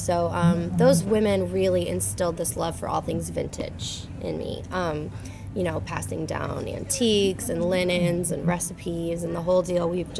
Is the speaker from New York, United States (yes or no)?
yes; Fredonia, New York, United States; moved away as an adult; also born or lived in Boston / Texas; now in Nashville, United States; I'm actually from a little town called Fredonia, New York, which is about an hour away from Buffalo.